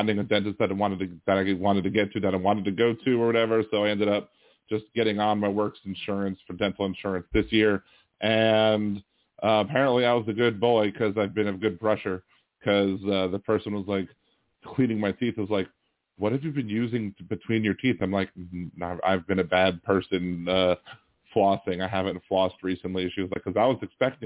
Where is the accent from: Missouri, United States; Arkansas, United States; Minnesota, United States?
Missouri, United States; I'm from Missouri